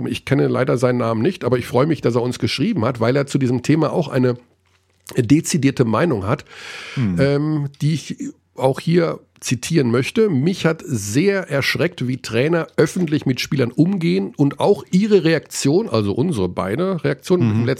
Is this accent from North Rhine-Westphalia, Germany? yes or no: yes; Hagen, North Rhine-Westphalia, Germany; Ja, natürlich. Es ist direkt neben meiner Heimatstadt. Natürlich, Hagen. natürlich.